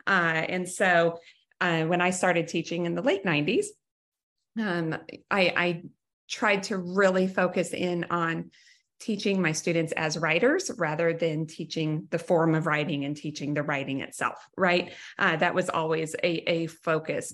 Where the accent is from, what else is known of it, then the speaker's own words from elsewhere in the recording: Wyoming, United States; I was from Wyoming